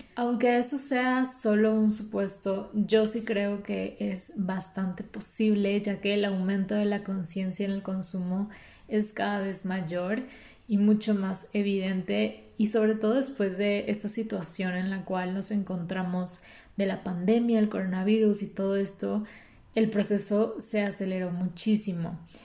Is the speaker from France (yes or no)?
no; Mexico; no podemos quejarnos como mexicanos